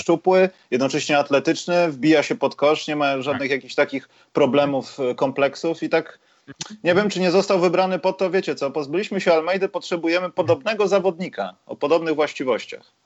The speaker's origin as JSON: {"language": "Polish", "country": "Poland", "said": "jesteśmy z Polski"}